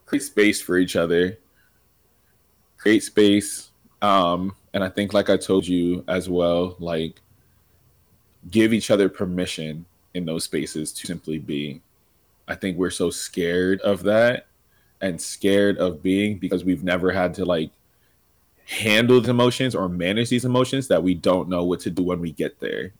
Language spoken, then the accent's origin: English; Reading, Pennsylvania, United States; moved away; also born or lived in Philadelphia; I'm originally from Reading, PA